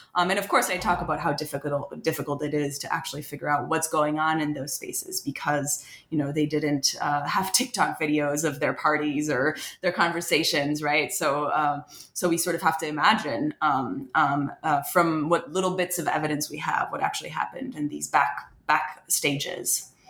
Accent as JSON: {"language": "English", "country": "France", "tie": "born or raised there", "moved": "as an adult", "lives_now": "United States", "said": "I wasn't born in France, but I was raised in France, and, and spent most of my life um, in France until I came to to the U.S. for college"}